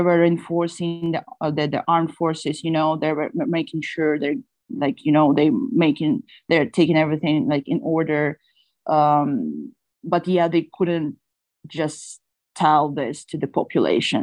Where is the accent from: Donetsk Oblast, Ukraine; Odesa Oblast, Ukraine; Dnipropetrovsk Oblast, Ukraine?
Odesa Oblast, Ukraine; Odesa; moved away as an adult; now in Istanbul, Turkey; I'm from Odessa, so the nearest border is the border with Moldova